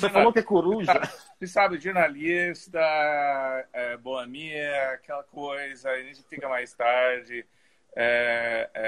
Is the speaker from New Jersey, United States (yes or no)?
no; Los Angeles, California, United States; Portuguese is a second language; also born or lived in Hawthorne, California; now in Paris, France; eu nasci e me criei em Los Angeles, de, da Califórnia.